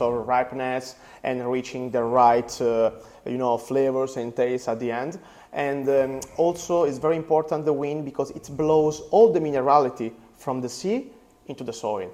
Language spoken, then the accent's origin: English; Apulia, Italy; English is a second language; close by my, my hometown